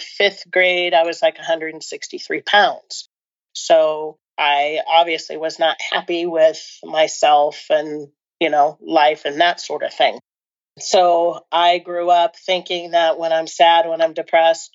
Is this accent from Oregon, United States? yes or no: yes; Portland, Oregon, United States; now in Bend, United States; I currently live in Bend, Oregon, but I grew up in the Portland area, suburb of the Portland area